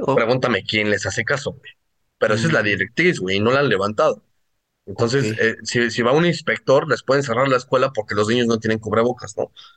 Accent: Mexico; nosotros como mexicanos

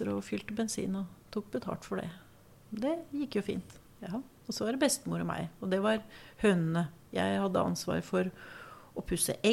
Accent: Sandsvær, Buskerud, Norway; also born or lived in Sandefjord; Så ganske fort kom jeg til det som jo er oppveksten min

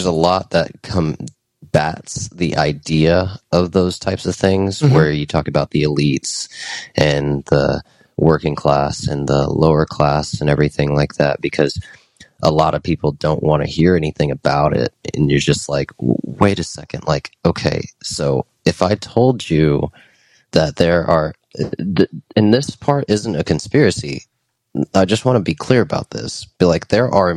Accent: United States; as an American

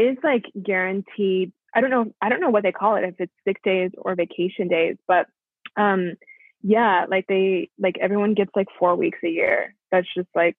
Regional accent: United States; moved away as an adult; also born or lived in Chicago; now in Melbourne, Australia; I'm American

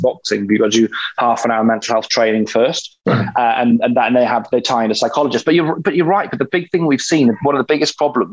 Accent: Wales, United Kingdom; growing up in Wales

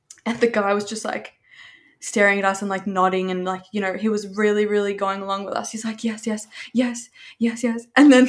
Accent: Australia; I'm from Australia

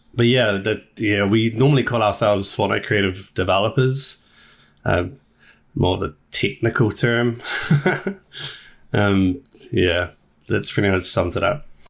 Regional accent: New Zealand; we're from New Zealand

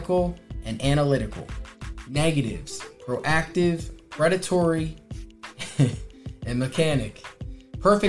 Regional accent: Wilmington, Delaware, United States; also born or lived in Newark, Delaware; I'm from Wilmington, Delaware

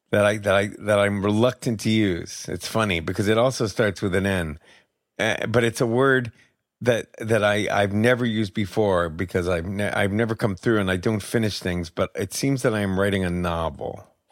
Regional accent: Albany, New York, United States; moved away; also born or lived in San Francisco; I grew up in Albany and my father's still there

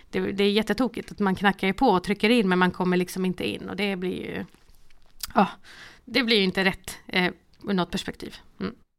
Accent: Malmö, Skåne, Sweden; Sen så är jag uppvuxen i Rosengård i Malmö

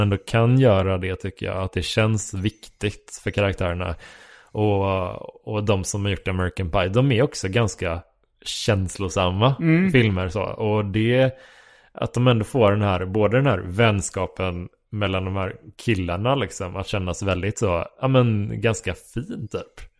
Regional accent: Horred, Västra Götaland, Sweden; moved away; also born or lived in Kungsbacka / Gothenburg; från Horred där jag växte upp

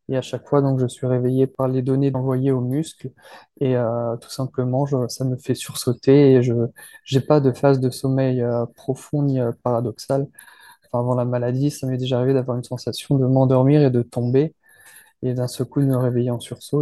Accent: France; je suis français

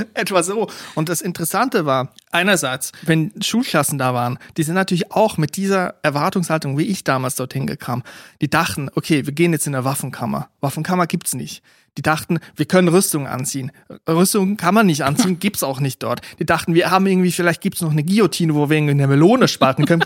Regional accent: Aargau, Switzerland; dort, wo ich aufgewachsen bin, Kanton Aargau

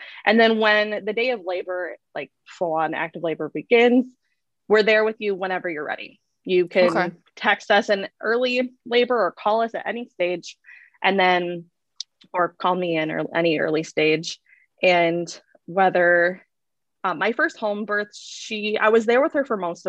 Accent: Michigan, United States; also born or lived in Grand Forks, North Dakota; now in Sacramento, United States; I'm from Michigan. We're from Michigan

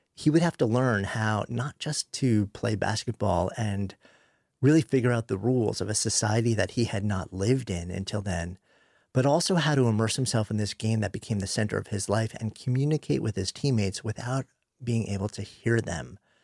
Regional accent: New York, United States; I grew up just outside of New York City, pretty conventional upbringing

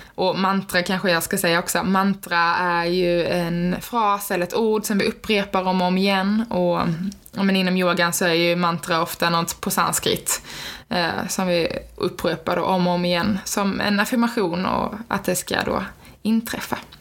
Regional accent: Skåne, Sweden; now in Linköping, Sweden; Jag kommer från Skåne, men eh, som ni säkert hör på min dialekt

